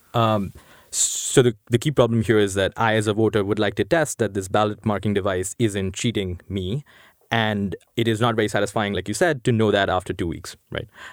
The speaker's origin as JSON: {"language": "English", "town": "New Delhi", "region": "Delhi", "country": "India", "tie": "born or raised there", "moved": "as an adult", "lives_now": "United States", "said": "I grew up in India. I grew up in New Delhi."}